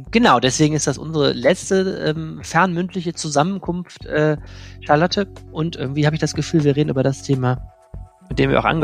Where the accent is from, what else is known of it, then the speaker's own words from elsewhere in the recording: Wuppertal, North Rhine-Westphalia, Germany; moved away as an adult; now in Düsseldorf, Germany; meine Lebensgeschichte verläuft andersrum. Ich komme, nein, nicht aus Lennep, sondern aus Wuppertal und habe es aber äh, vor vielen Jahren äh, in Richtung Düsseldorf geschafft